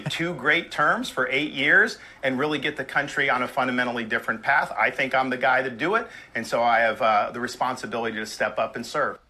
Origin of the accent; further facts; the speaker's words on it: Florida, United States; I was born and raised in Florida.